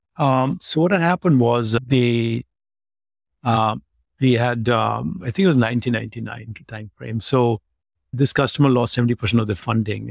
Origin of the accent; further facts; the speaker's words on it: Delhi, India; moved away as an adult; stay in Delhi, where my hometown was